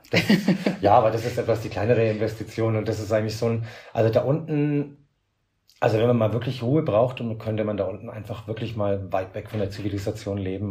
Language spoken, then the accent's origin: German; Franconia, Bavaria, Germany; moved away as an adult; now in Gran Canaria, Spain; ich komme halt familiär aus, aus Bayern vom Dorf